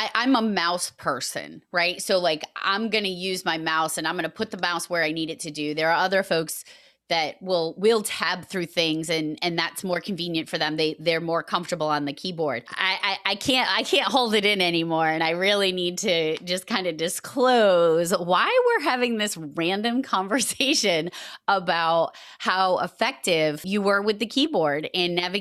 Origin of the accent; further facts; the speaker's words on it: Massachusetts, United States; accent: Massachusetts; my Massachusetts accent is fierce